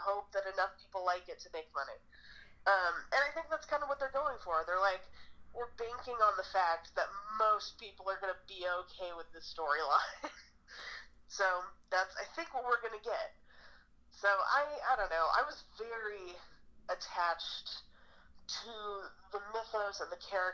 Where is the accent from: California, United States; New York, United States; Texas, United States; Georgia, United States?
California, United States; Fremont; also born or lived in Dublin, California; I grew up in a place called Fremont, which is actually kind of South Bay near San Jose, and then when I was like 14, 15, my parents moved to Dublin